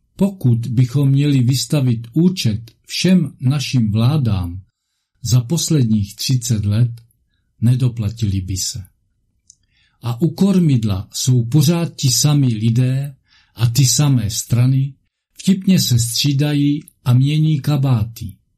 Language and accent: Czech; Moravia, Czechia; u nás na Moravě